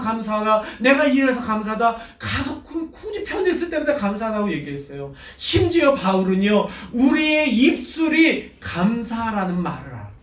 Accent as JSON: {"language": "Korean", "country": "South Korea"}